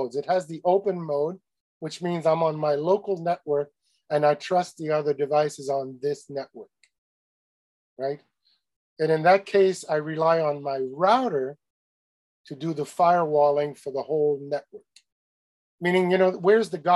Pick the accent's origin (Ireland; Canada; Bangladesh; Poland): Canada; I'm Canadian